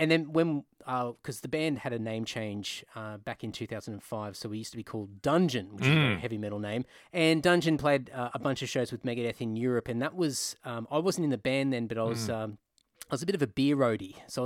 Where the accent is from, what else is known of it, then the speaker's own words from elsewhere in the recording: Queensland, Australia; Well, so I was living in Brisbane, so I grew up in Queensland.